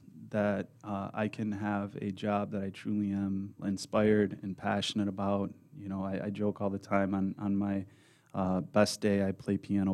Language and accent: English; Madison Heights, United States; And So I grew up in Madison Heights. I went to the Lanphier District.